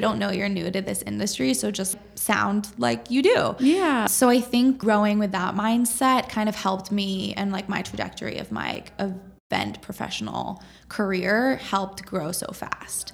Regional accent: Boston, Massachusetts, United States; also born or lived in upstate New York; So I'm from Boston. Um, I was born here

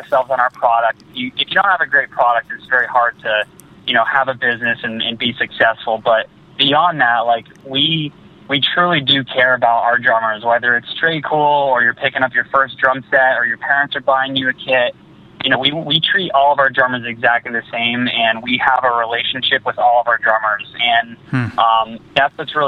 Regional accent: an hour outside Boston, small town in Massachusetts, United States; we grew up in a really small town. I'm actually in Boston right now, but we're like an hour outside of Boston, right on the border of Connecticut.

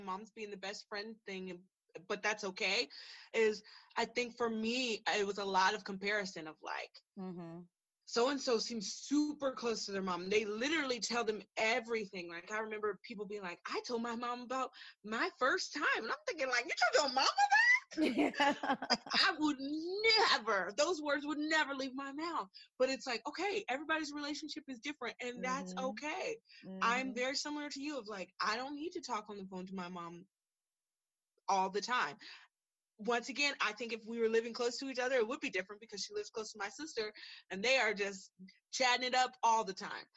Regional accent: Texas, United States; also born or lived in California; we moved from California to Texas

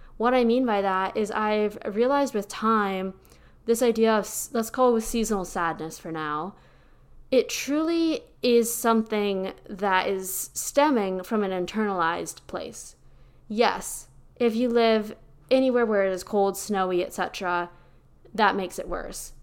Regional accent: Pennsylvania, United States; now in Austin, United States; I'm originally from Pennsylvania, where we have an actual, like, Hallmark movie worthy fall experience

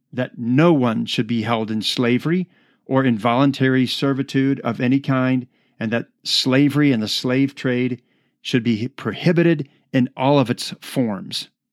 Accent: United States; I am an American citizen

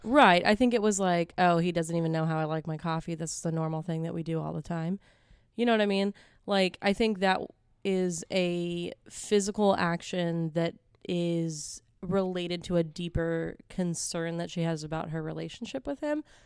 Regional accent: Houston, Texas, United States; I'm from Houston.

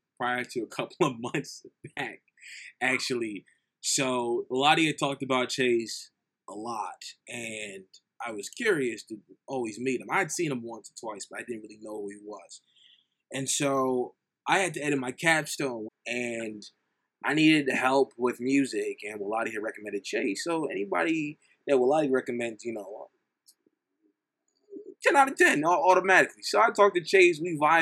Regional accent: New Jersey, United States; I'm from New Jersey

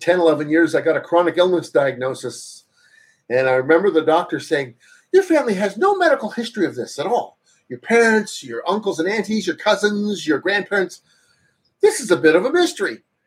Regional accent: Toronto area, Ontario, Canada; I went to the new university called York University, for those that know Toronto or Ontario

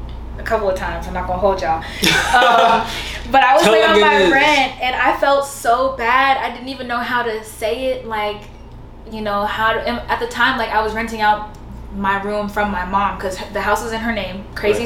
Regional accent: Dallas, Texas, United States; now in Houston, United States; Yeah, so from Dallas, I have a homegirl who stays in Houston and she was like, bitch, come to Houston.

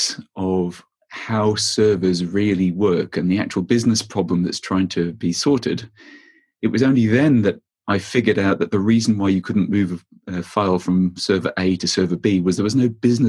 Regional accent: Australia; moved away; also born or lived in France; I grew up in Australia

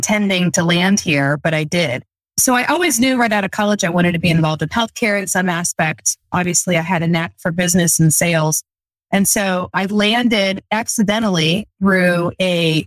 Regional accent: Fort Wayne, Indiana, United States; right here in my hometown of Fort Wayne, Indiana

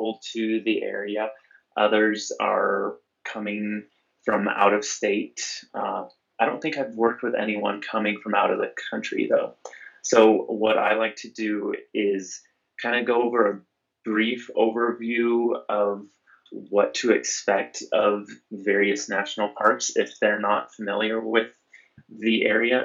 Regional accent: Nebraska, United States; now in Western Colorado, United States; Growing up in Nebraska, my parents would take me camping a lot

